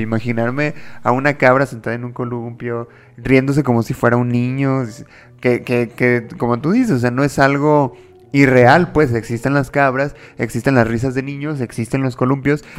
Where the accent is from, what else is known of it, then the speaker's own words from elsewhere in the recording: Mexico; soy de México